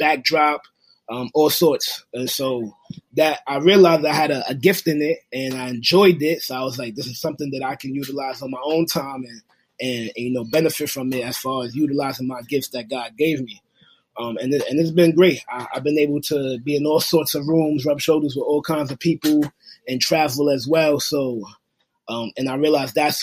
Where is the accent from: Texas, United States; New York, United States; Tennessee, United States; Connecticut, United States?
New York, United States; New York City; I'm from Brooklyn, New York